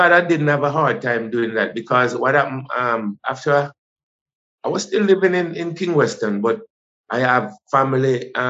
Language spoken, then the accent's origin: English; rural St. Andrew, Saint Andrew, Jamaica; also born or lived in Kingston; I was born in Kingston, Jubilee. Yes. I grew up in with my grandmother in rural St. Andrew.